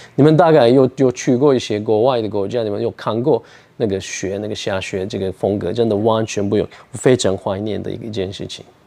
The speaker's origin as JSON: {"language": "Chinese", "region": "Ankara", "country": "Turkey", "tie": "born or raised there", "second_language": "Chinese", "moved": "as an adult", "lives_now": "Taichung, Taiwan", "said": "我的老家，我的家乡，那个安卡拉，土耳其的秀度，那边也会冷，会热"}